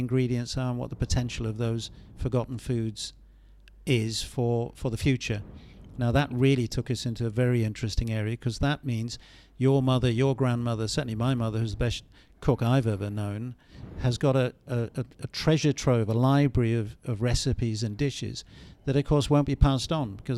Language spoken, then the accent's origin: English; London, United Kingdom; when I grew up in Southeast London